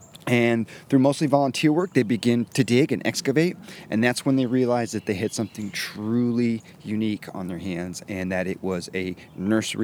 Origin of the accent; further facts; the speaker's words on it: Illinois, United States; now in Texas, United States; I'm originally from Illinois